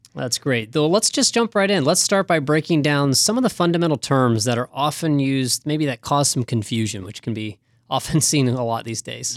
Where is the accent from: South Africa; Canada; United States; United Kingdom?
United States; Kettering, Ohio; in my hometown of Kettering, Ohio